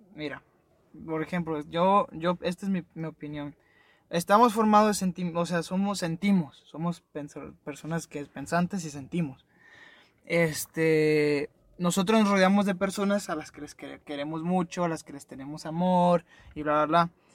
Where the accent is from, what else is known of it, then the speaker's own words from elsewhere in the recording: Nayarit, Mexico; moved away; Yo no soy de aquí, yo soy de Nayarit, en un rancho